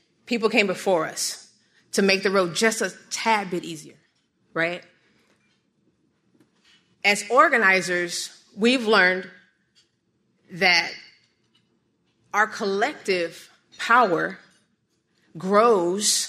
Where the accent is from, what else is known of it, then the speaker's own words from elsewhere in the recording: Southern California, United States; also born or lived in Southern Nevada; now in Nevada, United States; I grew up in Southern California, right? But I moved to Southern Nevada, so sorry. But I grew up in Southern California back in the 90s